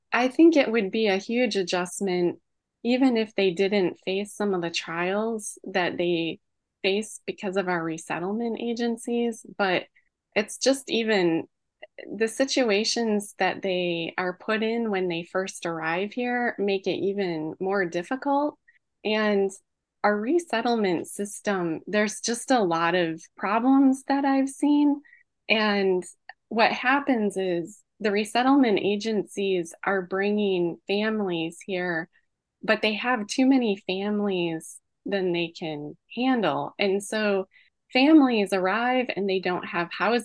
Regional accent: United States; as an American that has grown up here

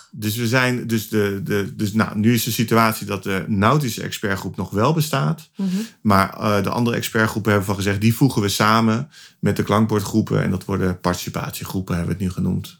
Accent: Utrecht, Netherlands; ik kom uit Utrecht.

